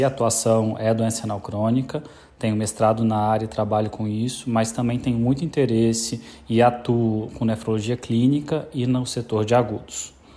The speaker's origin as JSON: {"language": "Portuguese", "region": "Espírito Santo", "country": "Brazil", "said": "Sou capixaba, formado na Universidade Federal do Espírito Santo."}